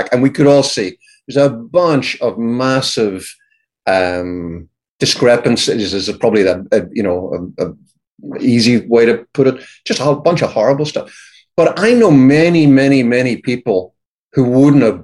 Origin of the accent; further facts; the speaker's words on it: United Kingdom; moved away as an adult; now in United States; you can tell by my accent, I grew up in the UK, which was for a long time a part of Europe